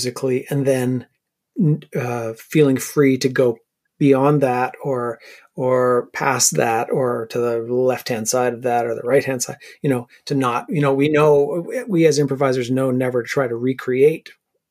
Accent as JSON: {"language": "English", "town": "Sackville", "region": "New Brunswick", "country": "Canada", "tie": "born or raised there", "also_born_or_lived": "Ottawa", "moved": "as an adult", "said": "I grew up in Sackville, New Brunswick. So it was a small town"}